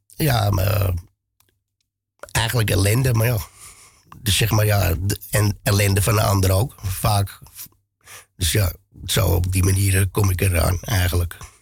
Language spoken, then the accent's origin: Dutch; The Hague, South Holland, Netherlands; now in Amsterdam, Netherlands; kom ik oorspronkelijk uit Den Haag.